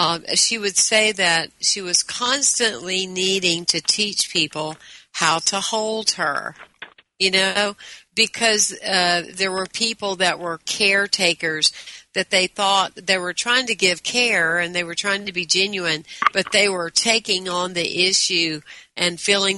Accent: the South, United States; I told you I was bilingual. You truly are, but I'm English and Southern.

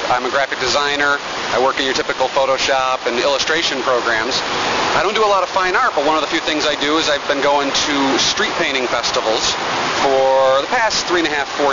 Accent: Binghamton, New York, United States; I'm from Binghamton, New York. We're about an hour south of Syracuse

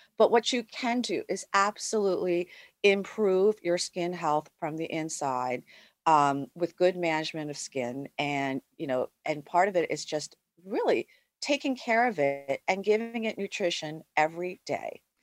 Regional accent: United States; I'm Asian American

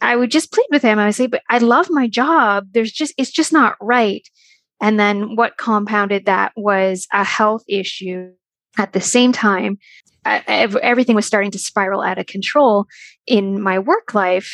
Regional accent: Canada; I am from Canada and I live in Ontario

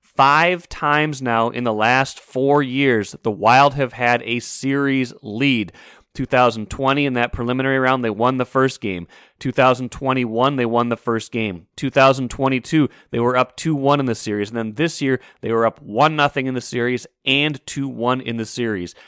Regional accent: North Dakota, United States; now in Minnesota, United States; I am a Midwesterner, North Dakota native, Minnesotan for a long time now.

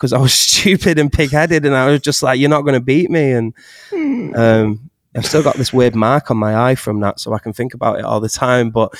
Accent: Astley, North West England, United Kingdom; where I grew up in Astley

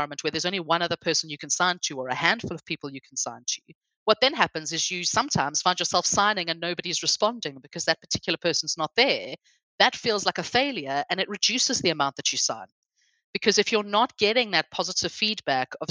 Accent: South Africa; now in England; I come from South Africa. If I had come halfway through my education, I could have sat a GCSE for Afrikaans language if I wanted to.

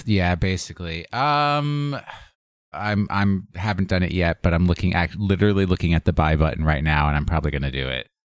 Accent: Kaneohe, Hawaii, United States; the town I grew up in in Hawaii

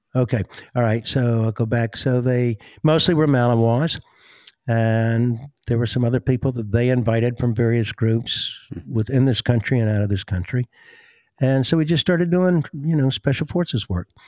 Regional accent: Greenville, South Carolina, United States; now in Georgia, United States; I grew up in Greenville, South Carolina

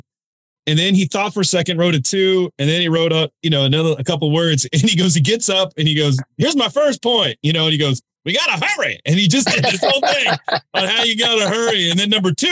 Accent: Chicago, Illinois, United States; now in Florida, United States; I'm from Chicago too

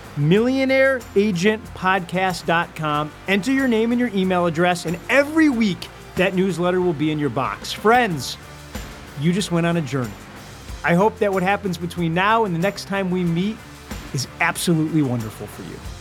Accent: Detroit, Michigan, United States; growing up in Detroit, Michigan

